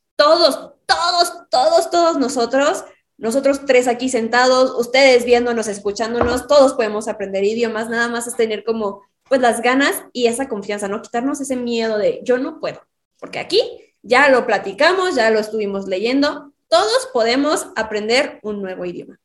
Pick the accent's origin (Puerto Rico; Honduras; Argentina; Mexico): Mexico; soy de México